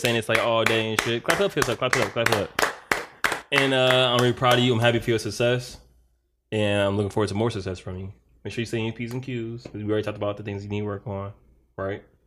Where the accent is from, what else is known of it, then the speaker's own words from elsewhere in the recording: Detroit, Michigan, United States; I was born in Detroit, Michigan, uh, nineteen eighty-eight.